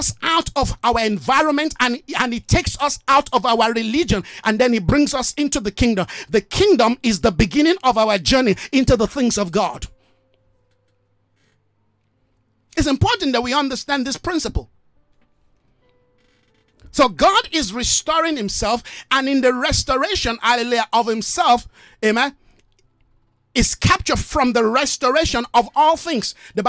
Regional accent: Nigeria; I love my country. I'm a Nigerian. I love my country as a Nigerian, but guess what? That's just a place of birth for me.

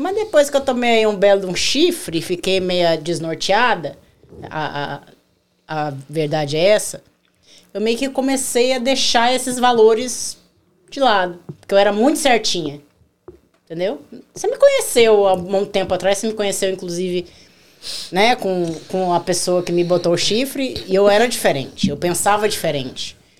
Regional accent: Rondônia, Brazil; also born or lived in Curitiba, Paraná; now in United States; Eu sou curitibana. Nascida em Curitiba, mas criada em Rondônia

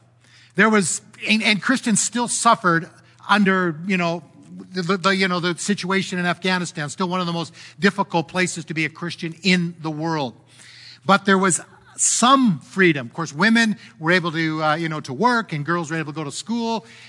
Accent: Canada; I'm disappointed as a Canadian how our government has handled this.

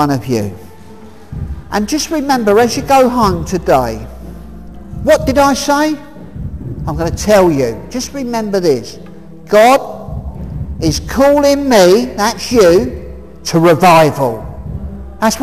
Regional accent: Hemel Hempstead, East of England, United Kingdom; I'm from Hemel Hempstead

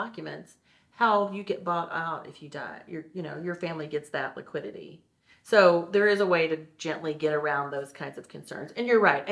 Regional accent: St. Louis, Missouri, United States; now in Kansas City, United States; I grew up in St. Louis.

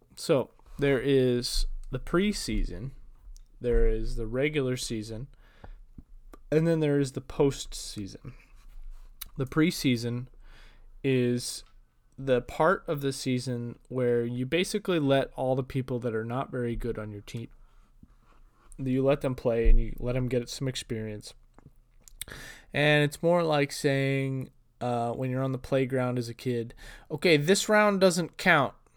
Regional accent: Portland, Oregon, United States; I am from Portland

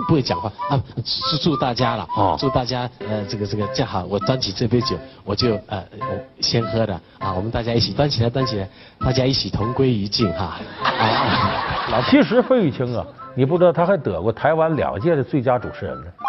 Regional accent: Northeast China, China; 我这老家在东北

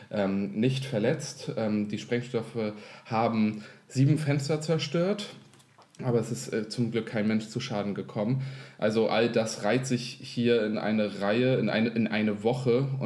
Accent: Kiel, Schleswig-Holstein, Germany; yeah. wir kommen aus Kiel

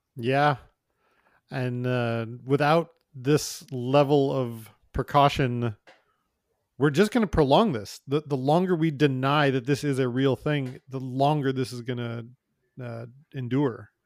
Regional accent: United States; now in Canada; I'm an American

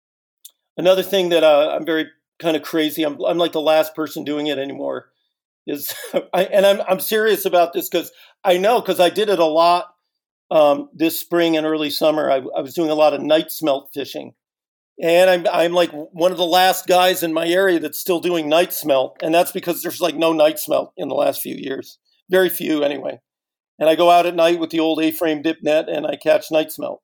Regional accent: Northern California, United States

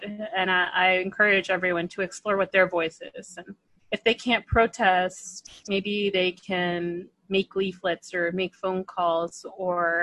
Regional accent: Palm Springs, California, United States; I'm from Palm Springs, born and raised in the Coachella Valley.

